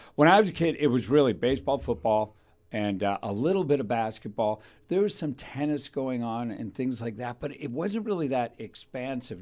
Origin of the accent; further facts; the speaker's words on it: Thousand Oaks, California, United States; I was raised in Thousand Oaks